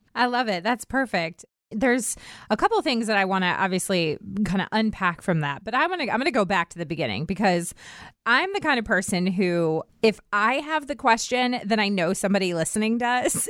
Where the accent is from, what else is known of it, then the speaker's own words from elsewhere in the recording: United States; I grew up right outside of Washington, D C